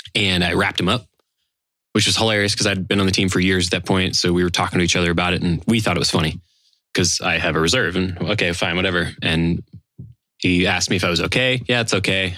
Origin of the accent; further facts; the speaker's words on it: Los Angeles, California, United States; I'm from Los Angeles